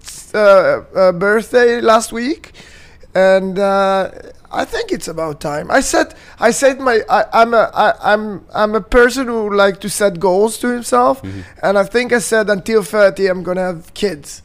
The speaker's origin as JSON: {"language": "English", "town": "Tel Aviv", "region": "Tel Aviv District", "country": "Israel", "tie": "born or raised there", "said": "I'm born and raised in Tel Aviv."}